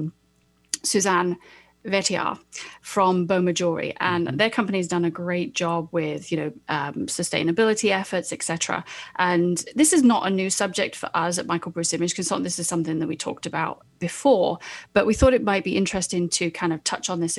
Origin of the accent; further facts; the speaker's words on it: United Kingdom; moved away; I'm British